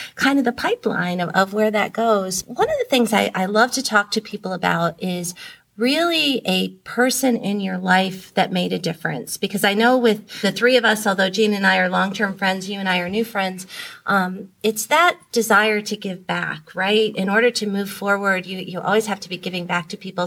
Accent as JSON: {"language": "English", "town": "Akron", "region": "Ohio", "country": "United States", "tie": "born or raised there", "said": "I grew up in Akron, Ohio"}